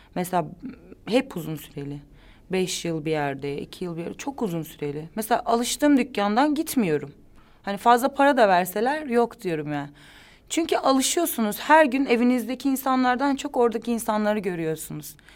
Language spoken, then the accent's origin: Turkish; İzmir, Turkey; also born or lived in Balıkesir / Ankara; Ben İzmirliyim zaten. İzmir'e gittim tekrar.